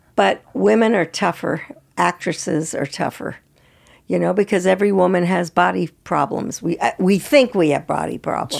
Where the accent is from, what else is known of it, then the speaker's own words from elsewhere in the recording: San Francisco, California, United States; moved away as an adult; also born or lived in Santa Fe / Los Angeles; I grew up in San Francisco